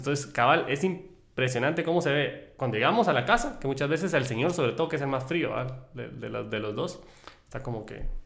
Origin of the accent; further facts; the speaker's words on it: El Salvador; nosotros somos salvadoreños